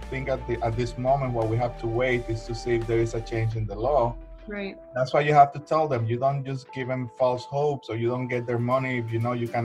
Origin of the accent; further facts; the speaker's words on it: Colombia; now in United States; Well, I am an immigrant. Uh, I came from Colombia uh, in 1996, so I know exactly how important the process is.